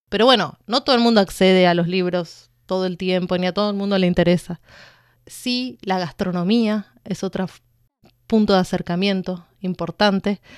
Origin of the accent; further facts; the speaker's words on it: Argentina; moved away as an adult; also born or lived in Buenos Aires; now in Beijing, China; en mi, en mi país